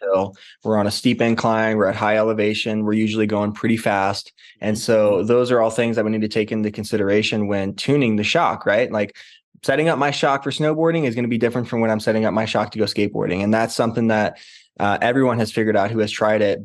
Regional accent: St. Louis, Missouri, United States; I grew up in Saint Louis, Missouri, far away from the mountains

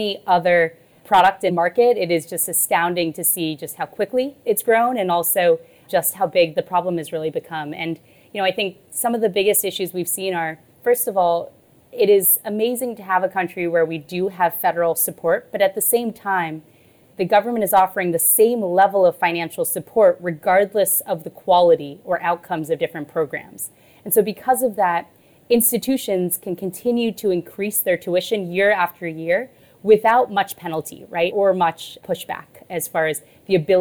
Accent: Texas, United States; I grew up in Texas

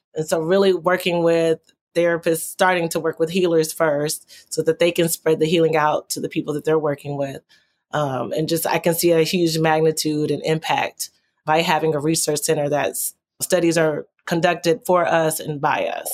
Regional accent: Texas, United States; as a child growing up in Texas

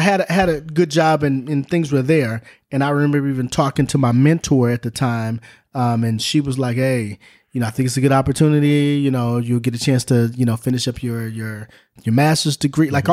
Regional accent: Southern California, United States; Grew up in Southern California

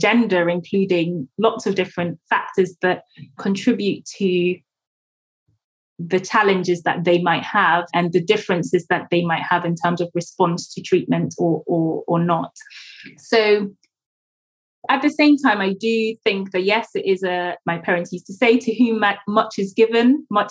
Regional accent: Ghana; moved away; growing up in Ghana

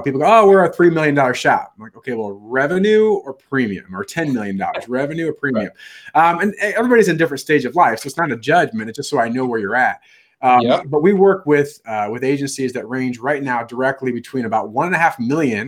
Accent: Midwest, United States; We're true Midwesterners

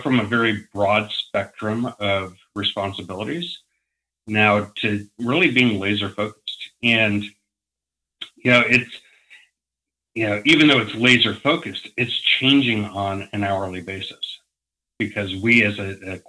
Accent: Parker, Colorado, United States; also born or lived in Englewood, Colorado / Breckenridge, Colorado; I was born outside of Denver in a town called Inglewood and lived there for a number of years. As I got older, we moved farther out from Denver to a town called Parker

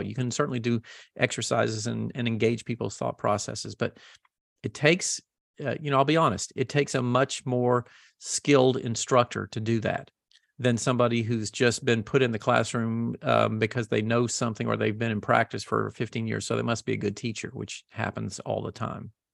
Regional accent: the South, United States; I grew up in the South

